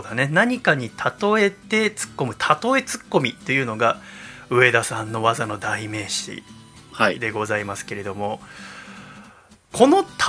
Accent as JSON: {"language": "Japanese", "town": "Yokohama", "region": "Kanagawa", "country": "Japan", "tie": "born or raised there", "said": "私生まれも育ちも戸塚区平戸です横浜港で産湯を使い"}